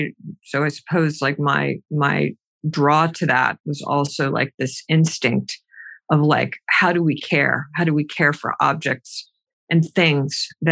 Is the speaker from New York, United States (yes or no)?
no; Massachusetts, United States; Outside of Boston.